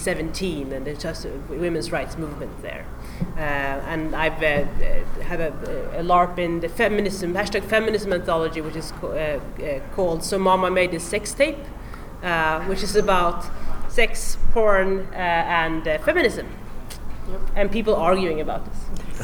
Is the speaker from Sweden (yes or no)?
yes; Sweden; moved away as an adult; now in United States; I'm a Nordic LARP designer. I come from Sweden, and I just moved here to the US about 2 months ago.